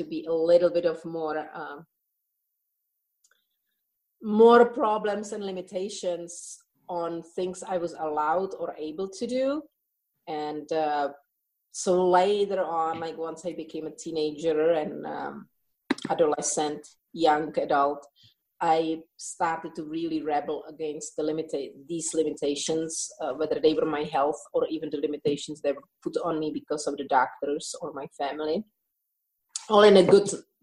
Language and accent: English; Czechia; English is a second language; moved away; I think you can hear in my accent that it's not originally English. So my childhood was in the Czech Republic, part of at that time Czechoslovakia